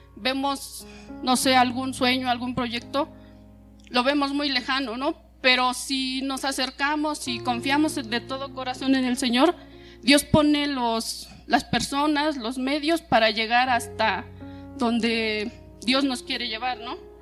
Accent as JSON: {"language": "Spanish", "town": "Zacatlán", "region": "Puebla", "country": "Mexico", "moved": "as an adult", "said": "yo soy de Zacatlán"}